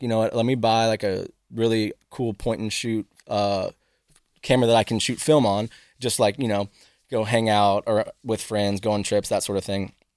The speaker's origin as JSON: {"language": "English", "town": "Lafayette", "region": "Louisiana", "country": "United States", "tie": "born or raised there", "also_born_or_lived": "Houston, Texas / Colorado", "moved": "yes", "lives_now": "Dallas, United States", "said": "I grew up in Lafayette, Louisiana, born in Houston, uh, spent a little bit of time in Colorado when I was younger"}